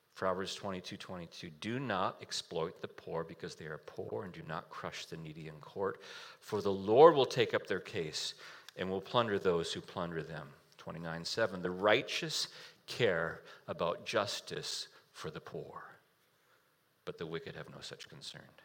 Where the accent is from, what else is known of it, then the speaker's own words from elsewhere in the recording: United States; as an American, I live in a house